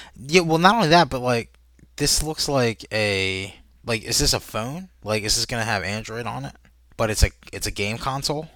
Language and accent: English; United States; I'm American